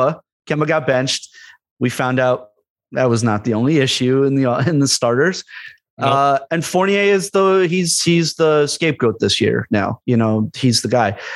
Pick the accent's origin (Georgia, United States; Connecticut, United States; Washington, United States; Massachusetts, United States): Connecticut, United States; growing up in Connecticut